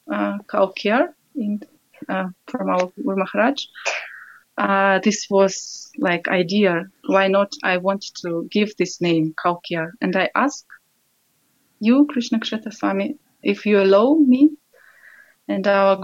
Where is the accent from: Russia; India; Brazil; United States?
Russia; English is a second language; now in Austria; I'm from Russia. Now I live in Austria with my husband and four children near Vienna in small village